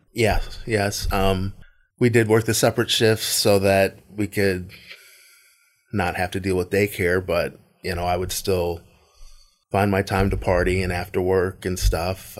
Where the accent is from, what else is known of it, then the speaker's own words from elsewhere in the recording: Tarpon Springs, Florida, United States; also born or lived in Largo, Florida; I moved from Largo to Tarpon Springs.